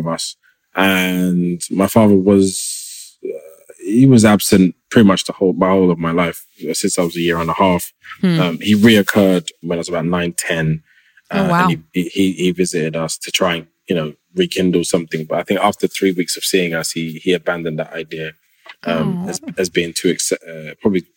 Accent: London, United Kingdom; from London and I'm born and raised there

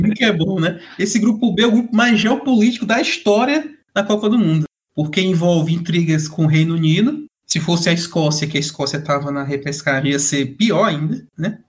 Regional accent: Fortaleza, Ceará, Brazil; Sou aqui de Fortaleza, Ceará

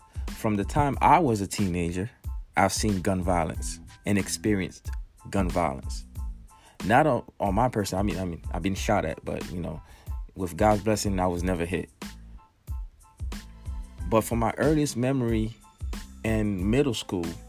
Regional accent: New Jersey, United States; my home state of New Jersey

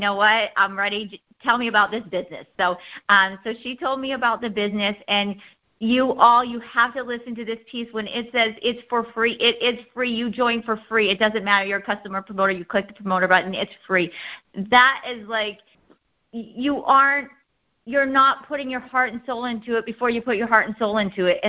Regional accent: Iowa, United States; I'm from Iowa

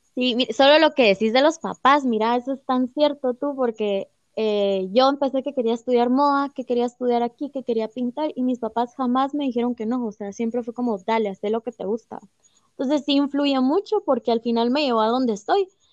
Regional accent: Guatemala; todas somos guatemaltecas, eh, todas tenemos obviamente arraigada la cultura maya en nuestro corazón, ¿verdad? Porque de aquí somos

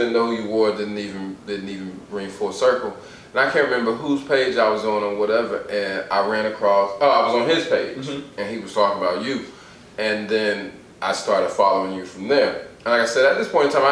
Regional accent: Atlanta, Georgia, United States; moved away as an adult; now in Washington, United States; I'm originally from Atlanta

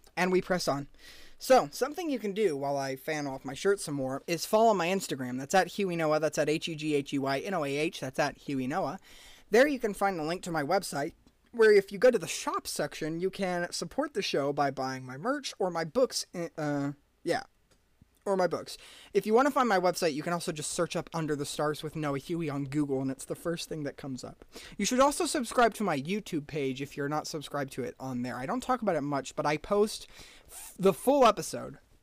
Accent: United States; American average citizens

